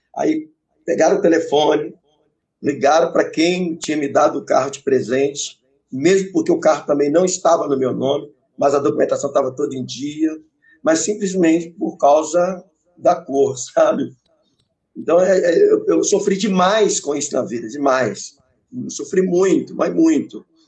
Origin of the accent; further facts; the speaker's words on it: Santa Luzia, Minas Gerais, Brazil; eu nasci na cidade de Santa Luzia, sabe? Eu sou de Luziense